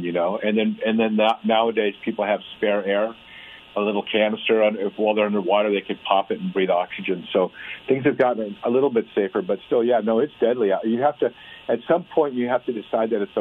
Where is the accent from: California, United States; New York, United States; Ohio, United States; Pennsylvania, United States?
California, United States; also born or lived in North Dakota; I was born in North Dakota. I moved to California right away when I was a kid.